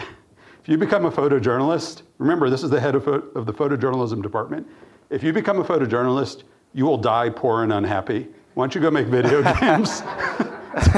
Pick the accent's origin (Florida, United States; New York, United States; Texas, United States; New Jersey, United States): Texas, United States; Austin; also born or lived in The Farm, Tennessee; I grew up in Austin and middle school, high school, all that.